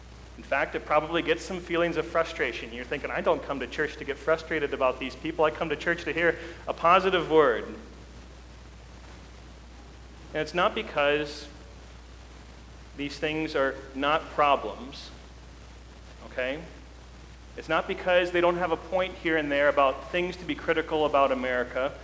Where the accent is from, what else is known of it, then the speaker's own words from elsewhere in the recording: United States; our lives as American citizens